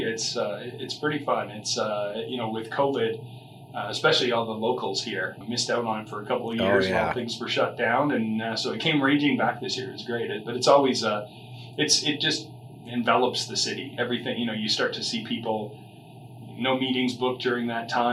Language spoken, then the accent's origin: English; Calgary, Alberta, Canada; also born or lived in Victoria, British Columbia; I started out here in Calgary. That's most of my family's from here.